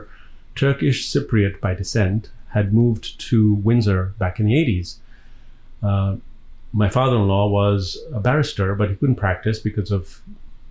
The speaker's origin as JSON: {"language": "English", "region": "Dar es Salaam", "country": "Tanzania", "tie": "born or raised there", "also_born_or_lived": "Birmingham, England", "accent": "Indian, but African accent", "moved": "yes", "said": "I was born in Dar es Salaam in Tanzania, which is on the east coast of Africa, on the Indian Ocean."}